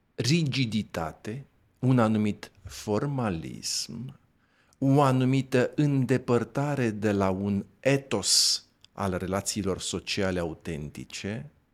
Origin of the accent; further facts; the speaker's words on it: Dorohoi, Botoșani County, Romania; eu sunt de la Dorohoa.